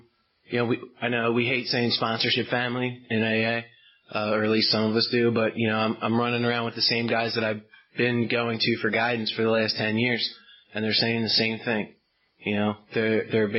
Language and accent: English; Baltimore, Maryland, United States; now in Westminster, United States; I'm from Baltimore, Maryland. I live out in Westminster now. So, when I go out of town, I say I'm from Baltimore because nobody knows Westminster.